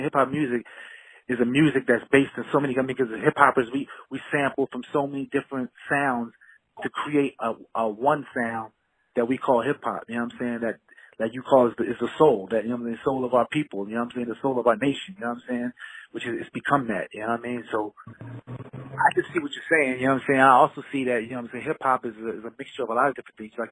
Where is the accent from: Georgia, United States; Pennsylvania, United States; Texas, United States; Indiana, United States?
Pennsylvania, United States; Philadelphia; moved away as an adult; now in California, United States; I moved out to California from my hometown of Philadelphia a few years ago